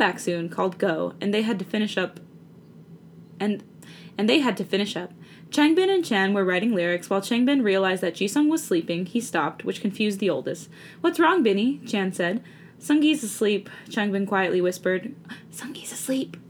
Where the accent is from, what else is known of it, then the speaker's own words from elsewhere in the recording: United States; I'm American.